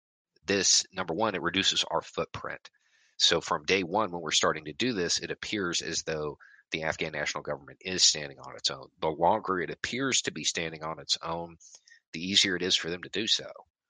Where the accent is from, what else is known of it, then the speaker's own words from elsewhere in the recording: Tennessee–Kentucky border, United States; I moved around a lot, a whole lot. So I grew up mostly on the Tennessee-Kentucky line, though.